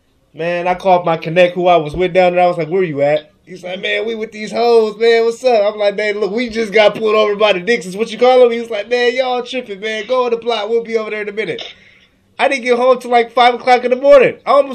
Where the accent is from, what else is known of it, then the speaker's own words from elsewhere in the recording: Seattle, Washington, United States; I'm from Seattle. I made the mistake of telling them that I was from Seattle.